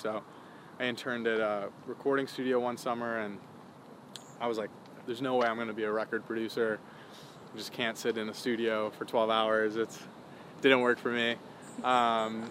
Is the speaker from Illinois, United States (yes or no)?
yes; Chicago, Illinois, United States; also born or lived in Winnetka, Illinois; Born and raised in Chicago, in the city originally, so Lincoln Park.